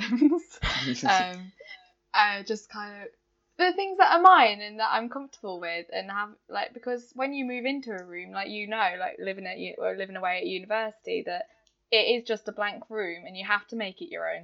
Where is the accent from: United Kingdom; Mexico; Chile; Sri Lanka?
United Kingdom; Derbyshire, East Midlands; I'm from Derbyshire